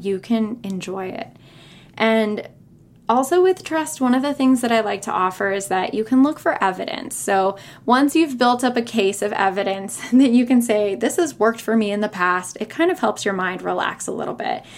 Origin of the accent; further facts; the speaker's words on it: California, United States; moved away as an adult; also born or lived in San Francisco / North Carolina / Raleigh / Chapel Hill; I was born and raised in California